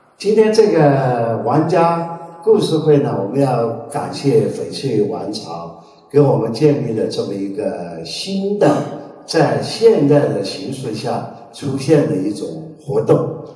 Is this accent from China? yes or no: yes; Kunming, Yunnan, China; 在我年轻的时候，有一个在昆明流传的一句，那个要用昆明话来说，这叫我们昆明人哪点不如人